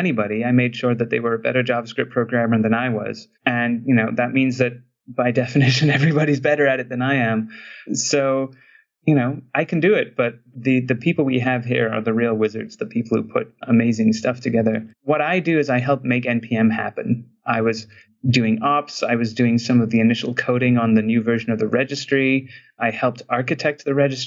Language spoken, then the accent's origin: English; Trinidad & Tobago; I grew up in Trinidad, which is, you know, it's an island in the Caribbean